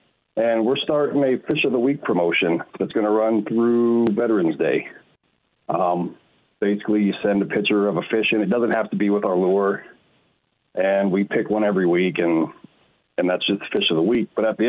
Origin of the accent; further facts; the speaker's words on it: Waxahachie, Texas, United States; moved away; I grew up in Waxahachie, Texas